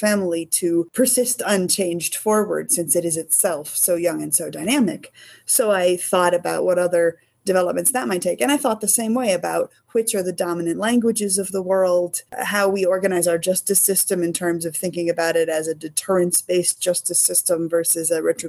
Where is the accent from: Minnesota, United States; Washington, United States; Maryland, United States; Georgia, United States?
Maryland, United States; Annapolis; I grew up in Annapolis, that's been my home con since I was 11